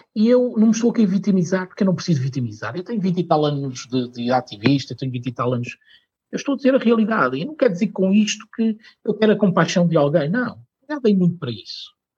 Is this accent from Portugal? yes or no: yes; Portugal; eu sou português, tenho muito orgulho de eu ser